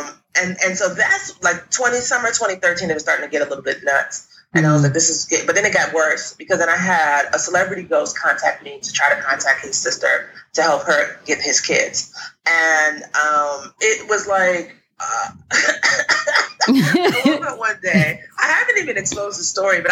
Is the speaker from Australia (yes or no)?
no; Jamaica; now in New York, United States; we're Jamaican